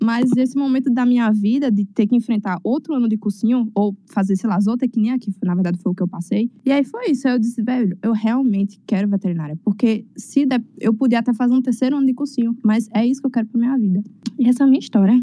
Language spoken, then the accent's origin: Portuguese; Paulo Afonso, Bahia, Brazil; Eu sou de Paulo Afonso